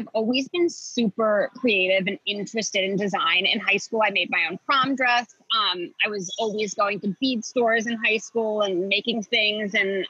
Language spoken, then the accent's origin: English; Wilmington, Delaware, United States; We grew up in Wilmington, Delaware, which is about 45 minutes outside of Philadelphia. Grew up in like a pretty suburban, almost rural environment.